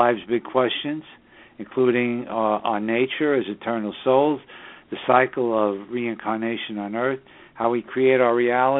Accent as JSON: {"language": "English", "town": "New York City", "region": "New York", "country": "United States", "tie": "born or raised there", "also_born_or_lived": "Southern Hudson Valley, New York"}